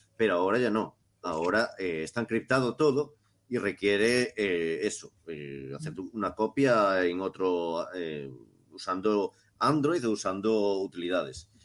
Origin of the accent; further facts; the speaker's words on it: Cariño, Galicia, Spain; en mi pueblo, en Cariño